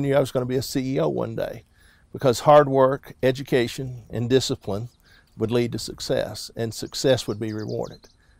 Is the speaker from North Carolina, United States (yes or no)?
no; South Mississippi, United States; moved away; also born or lived in Bogalusa, Louisiana; I grew up in South Mississippi